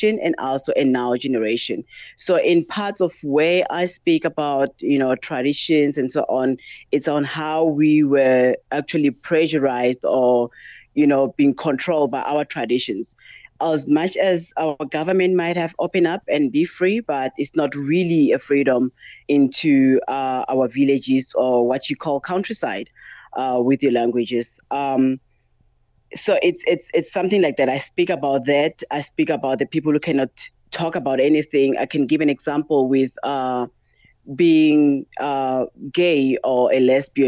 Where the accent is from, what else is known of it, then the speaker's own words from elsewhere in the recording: Limpopo, South Africa; moved away as an adult; also born or lived in Johannesburg, Gauteng / Cape Town / North West; I'm from South Africa, and I have lived here my entire life. I was actually born here and raised here.